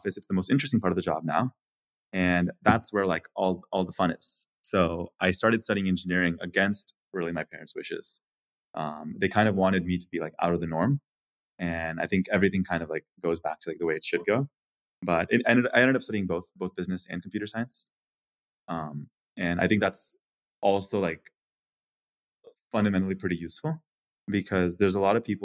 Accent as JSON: {"language": "English", "town": "Atlanta", "region": "Georgia", "country": "United States", "tie": "born or raised there", "said": "I moved to the US when I was 6 years old. My dad was an IT consultant, so we moved around every 3 to 6 months. And so we lived in a lot of different states, finally settling in Atlanta. And then I grew up in Atlanta throughout middle school and high school"}